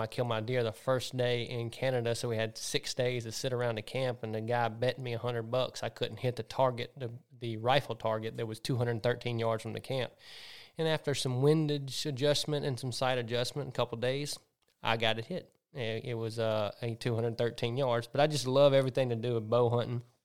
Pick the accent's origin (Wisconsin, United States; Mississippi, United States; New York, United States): Mississippi, United States; Centerville; also born or lived in Zachary, Louisiana; born in Zachary, Louisiana, but grew up in Centerville, Mississippi